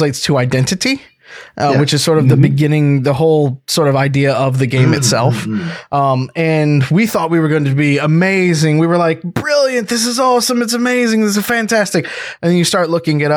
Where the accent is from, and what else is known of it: Deep South, United States; born or raised there; also born or lived in East Coast; now in Seattle, United States